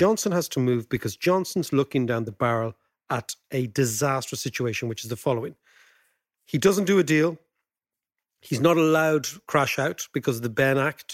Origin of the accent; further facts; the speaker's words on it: Ireland; as Irish people